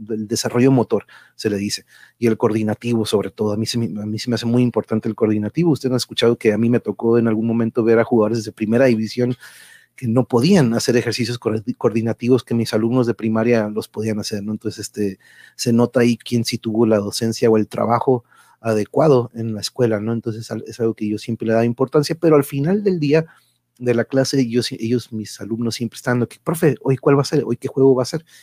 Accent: Reynosa, Tamaulipas, Mexico; Ahí está, mira, sí, soy de Reynosa, tan bonitas, pero, este, sí, han dado de aquí para allá y para acá.

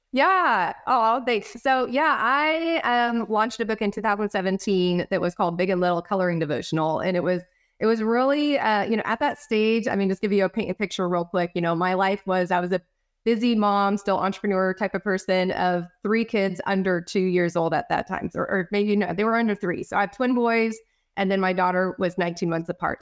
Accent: California, United States; also born or lived in Idaho; now in Texas, United States; I'm originally from California. We moved to Idaho, um, and we're living there for about the past four to five years, and then we just moved to Texas

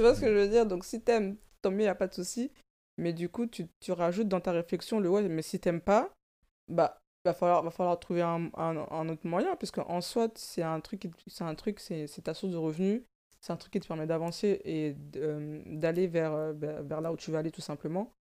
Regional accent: France; also born or lived in Africa; Je suis née en Afrique, j'ai grandi en banlieue

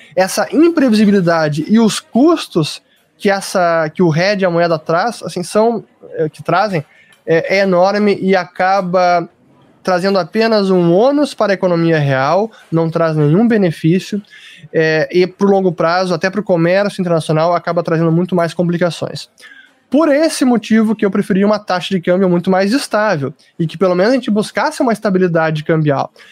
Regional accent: Brazil; eu, como brasileiro

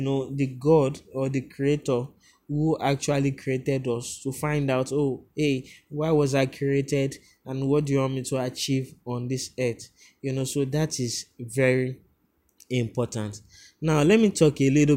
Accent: Lagos, Nigeria; I grew up, you know, in a place called Bariga, where everyone has an opinion of you

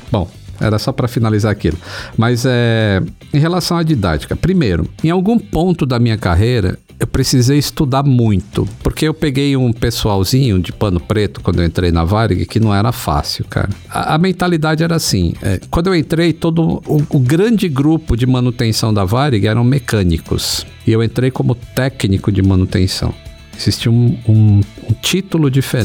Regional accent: Northeast Region, Brazil; de onde eu vim, que eu, eu sou nordestino

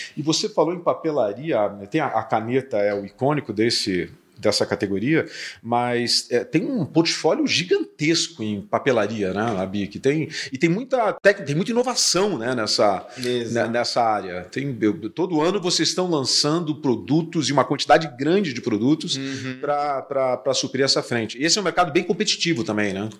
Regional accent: Curitiba, Paraná, Brazil; now in São Paulo, Brazil; eu sou de Curitiba

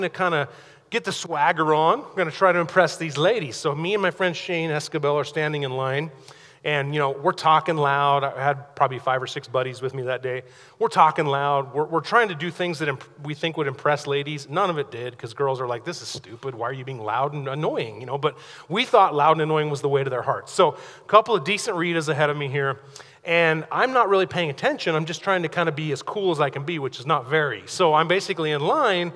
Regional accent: Pocatello, Idaho, United States; I grew up over in Pocatello

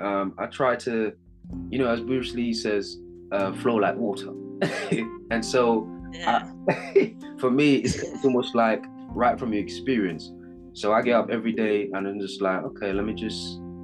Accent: Jamaica; accent: Jamaican UK; I am Jamaican

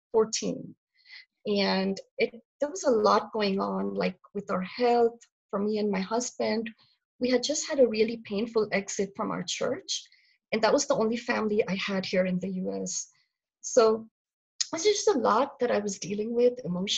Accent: India; now in North Carolina, United States; I'm originally from India, but I've been here a really long time, almost 27 years. So I've lived here longer than I have lived in India

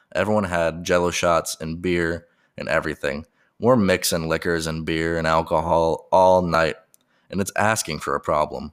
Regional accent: Colorado Springs, Colorado, United States; moved away as an adult; also born or lived in Oklahoma; I'm from Colorado, and I'm from Colorado Springs, which is a up-and-coming city

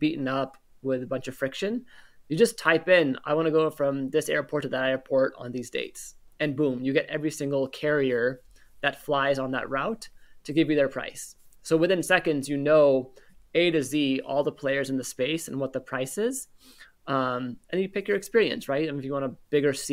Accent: Northern California, United States; I'm born and raised in Northern California

